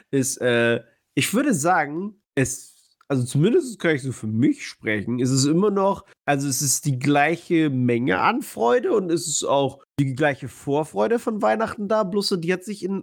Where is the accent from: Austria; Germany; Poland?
Poland; moved away; Ich äh, bin aus Polen.